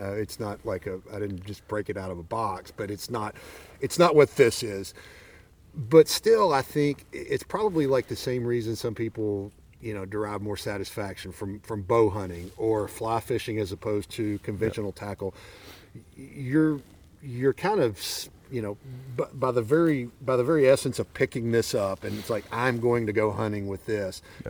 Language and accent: English; Arkansas, United States; I'm from Arkansas